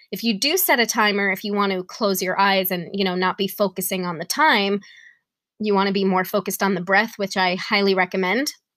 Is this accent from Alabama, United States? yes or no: no; New York, United States; now in Tennessee, United States; I'm from New York